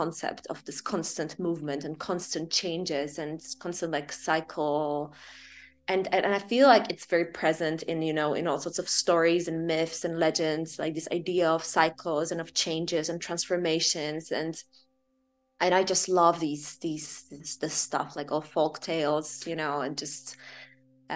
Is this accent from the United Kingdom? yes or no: no; Poland; now in Amsterdam, Netherlands; I grew up in Poland